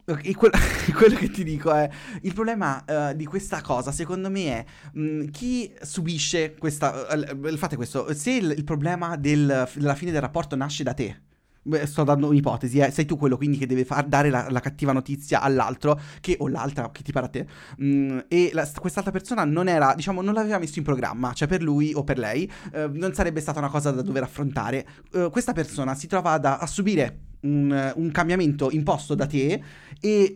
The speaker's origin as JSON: {"language": "Italian", "region": "Marche", "country": "Italy", "said": "Io sono marchigiano"}